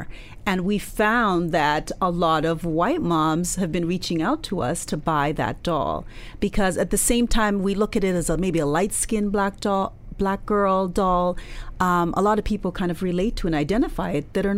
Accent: Canada; although I was born in Canada, my background is Nigerian

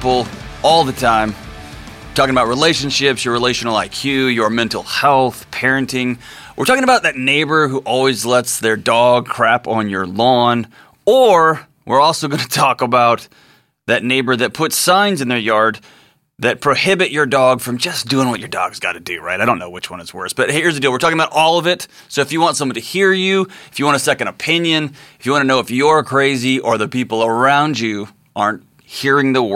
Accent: Texas, United States; my home state of Texas

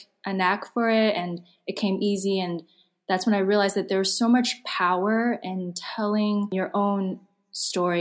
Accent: Silicon Valley, California, United States; I grew up in Silicon Valley

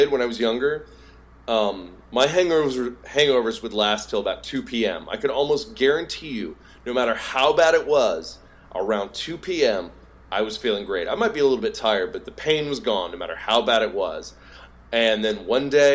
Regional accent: Southeast, United States; I'm from the Southeast

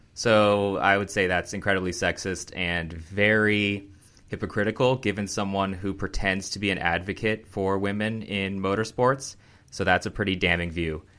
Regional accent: United States; as an American

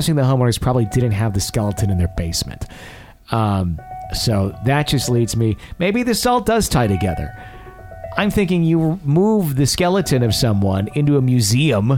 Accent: Fond du Lac, Wisconsin, United States; Fond du Lac, which is where I grew up

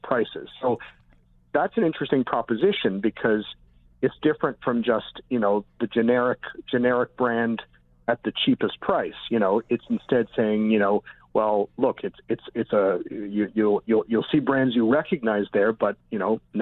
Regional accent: Toronto, Ontario, Canada; when I was a kid growing up in Toronto

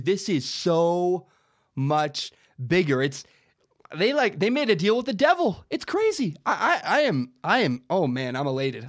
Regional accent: Washington, United States; I grew up in Washington

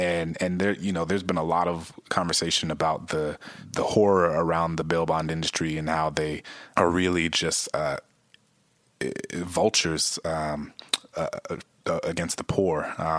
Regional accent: Louisiana, United States; my home state of Louisiana

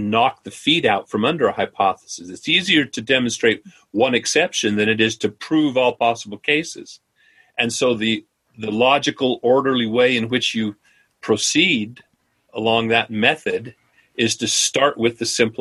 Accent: Idaho, United States; my home state of Idaho

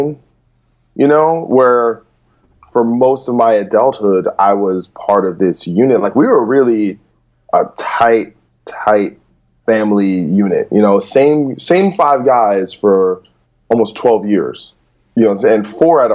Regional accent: New Jersey, United States; moved away as an adult; also born or lived in New York; now in Los Angeles, United States; I'm from New Jersey, but then really from like 2010 on, I pretty much only hung out in New York

